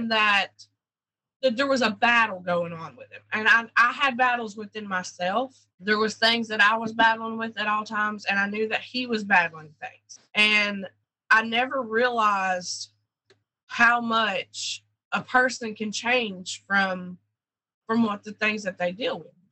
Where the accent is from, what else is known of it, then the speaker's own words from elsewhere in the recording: Hazard, Kentucky, United States; moved away; also born or lived in Georgia; I was born in Hazard, Kentucky. Um, I grew up in a what they call a holler.